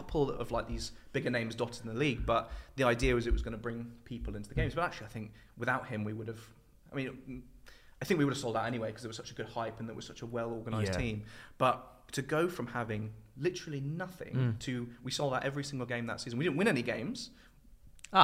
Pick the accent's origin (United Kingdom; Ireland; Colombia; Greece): United Kingdom; England; moved away as an adult; also born or lived in Indianapolis, United States / Southampton; being a English person in football